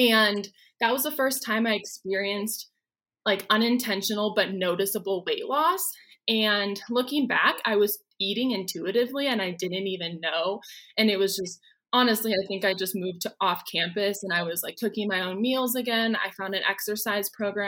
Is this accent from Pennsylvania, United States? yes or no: no; Oregon, United States; moved away as an adult; now in Denver, United States; I'm originally from Oregon